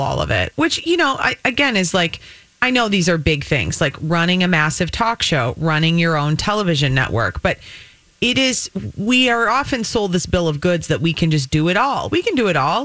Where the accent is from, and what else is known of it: United States